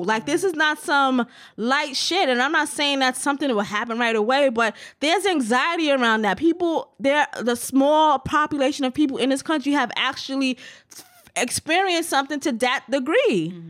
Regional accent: United States; So I have a different relationship with that and that whole thing than lots of other Americans do.

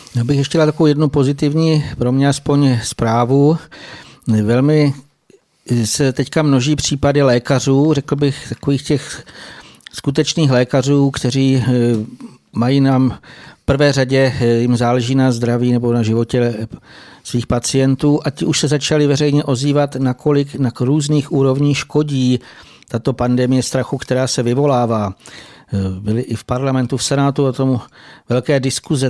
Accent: Bohemia, Czechia; u nás v Čechách

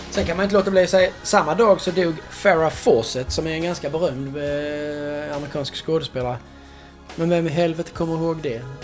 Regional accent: Sweden; som svensk

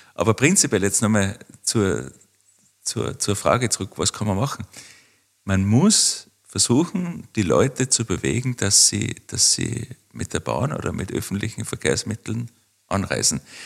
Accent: Waidring, Tyrol, Austria; da wo ich aufgewachsen bin, das ist Weidring im Bezirk Kitzbühel

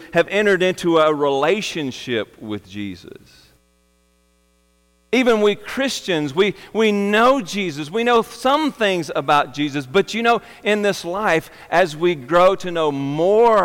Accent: Arkansas, United States; I was from Arkansas, born and raised

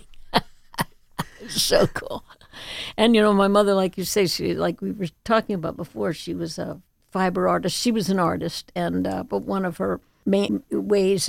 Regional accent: Chapel Hill, North Carolina, United States; now in Martha's Vineyard, United States; we grew up in Chapel Hill, North Carolina, which I love also

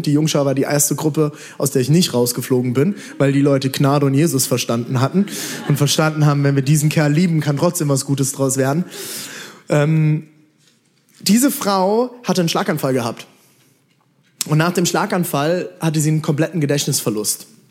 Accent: Mainz, Rhineland-Palatinate, Germany; Mainz, ich komme aus Mainz

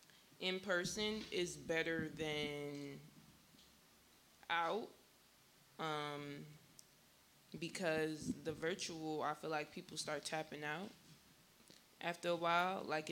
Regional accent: Jamaica; I've listened to this tracks with Shinsia on it because, you know, I'm Jamaican, so

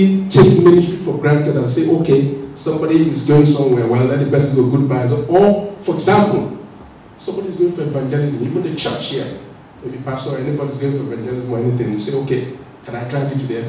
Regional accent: Nigeria; remember when I first came to this country, I couldn't push the pushchair. I felt, it was new now, I was just coming from Nigeria, I pushed the pushchair.

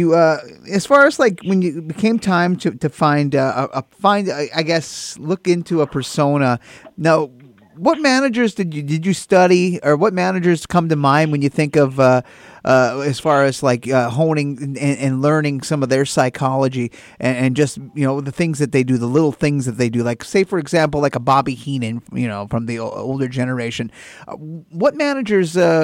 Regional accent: Northwestern Minnesota, United States; I grew up in Northwestern Minnesota

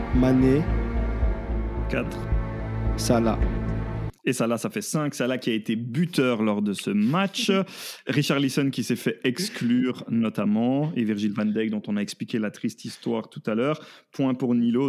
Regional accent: Belgium; je suis belge

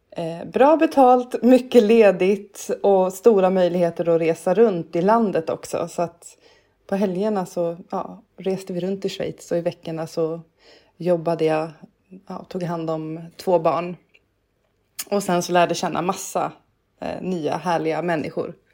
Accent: Stockholm, Stockholm County, Sweden; Eh, jag är född och uppväxt i Stockholm. Bott på Söder, på Åsögatan och gått på Katarina Södra skola.

